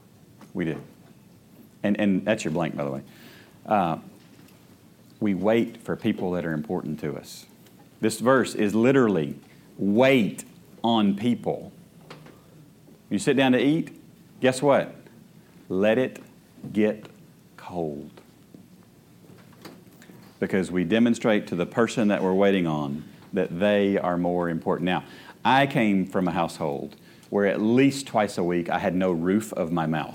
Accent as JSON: {"language": "English", "country": "United States", "said": "I am an American"}